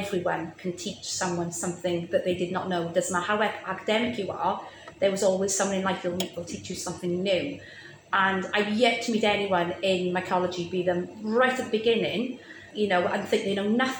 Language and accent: English; Rhondda, Wales, United Kingdom; I grew up still in the Rhondda, surrounded by South Wales coal fields